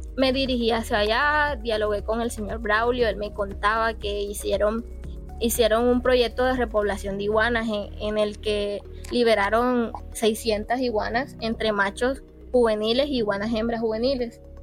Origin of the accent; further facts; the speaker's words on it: Baranoa, Atlántico, Colombia; yo amante de mi tierra obviamente sé la riqueza que, mi Baranoa me ofrece